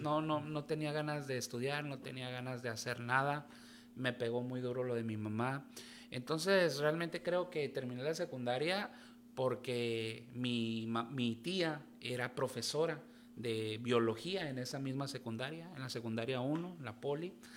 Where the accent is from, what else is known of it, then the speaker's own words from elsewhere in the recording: Tijuana, Baja California, Mexico; nací aquí en Tijuana, justo el día de ayer cumplí años